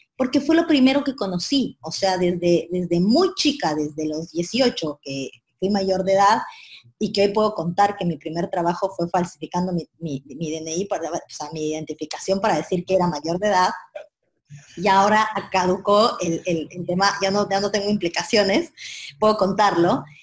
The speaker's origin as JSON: {"language": "Spanish", "country": "Ecuador", "moved": "as an adult", "lives_now": "Argentina", "said": "yo soy de Ecuador, vivo en Argentina hace 10 años ya"}